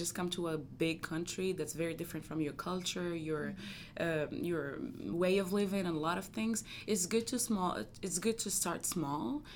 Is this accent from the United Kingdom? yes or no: no; Morocco; moved away as an adult; now in Arkansas, United States; I am from Morocco